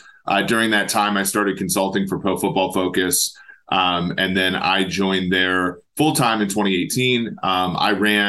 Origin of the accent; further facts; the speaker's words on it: Minnesota, United States; now in Cincinnati, United States; I grew up in Minnesota. My dad, my mom are Vikings fans. I grew up a Vikings fan